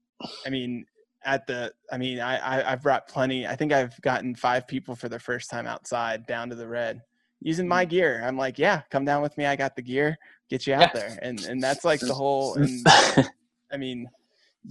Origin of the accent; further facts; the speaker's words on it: Midwest, United States; being a Midwesterner